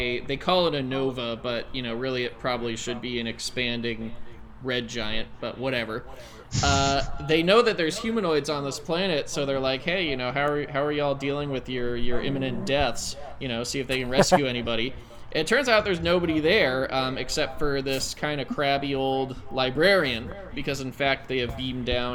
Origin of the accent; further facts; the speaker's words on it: United States; as an American